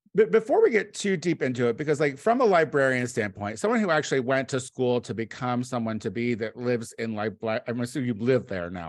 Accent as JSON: {"language": "English", "town": "Bloomington", "region": "Illinois", "country": "United States", "tie": "born or raised there"}